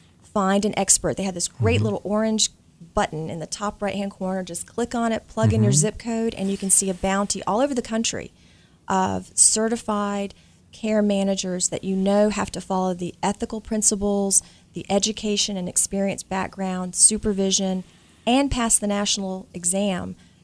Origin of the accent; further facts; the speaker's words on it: Charlotte, North Carolina, United States; I'm from Charlotte, North Carolina, and through different events, made our way to Philadelphia.